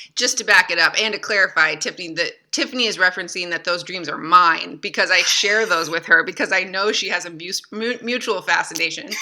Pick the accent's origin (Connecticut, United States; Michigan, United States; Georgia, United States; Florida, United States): Michigan, United States; moved away as an adult; now in France; I grew up in Michigan